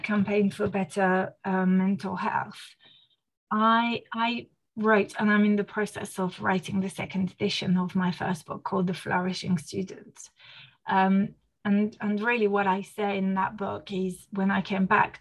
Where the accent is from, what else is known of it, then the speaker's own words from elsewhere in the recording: France; first language French; English is a second language; now in United Kingdom; I was born in France, you know, raised in France, using French as my mother tongue